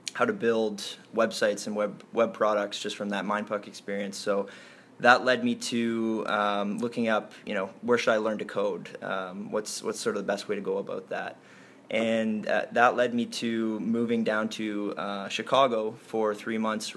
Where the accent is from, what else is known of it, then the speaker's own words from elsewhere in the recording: Toronto, Ontario, Canada; I was born and raised in Toronto, grew up in the heart of Toronto